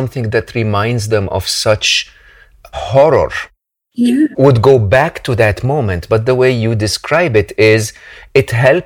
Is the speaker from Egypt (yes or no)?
yes; Egypt; moved away; I am originally an Egyptian. I was born and raised in the Middle East